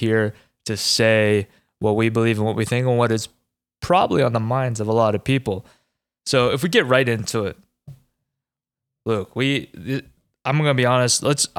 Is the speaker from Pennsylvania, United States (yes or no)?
yes; Pennsylvania, United States; moved away; growing up in Pennsylvania